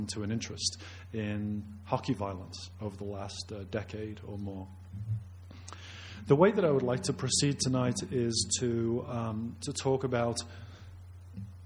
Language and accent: English; United Kingdom; moved away as an adult; also born or lived in Leicester, United Kingdom; now in Calgary, Canada; I carry a Canadian passport, but I'm not really Canadian. I'm really a Brit